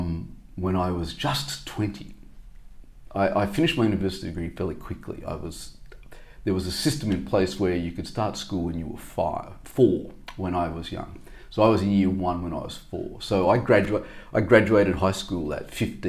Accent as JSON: {"language": "English", "town": "Brisbane", "region": "Queensland", "country": "Australia", "tie": "born or raised there", "also_born_or_lived": "Melbourne", "moved": "as an adult", "lives_now": "Japan", "said": "So having been born in Melbourne, I grew up in Brisbane"}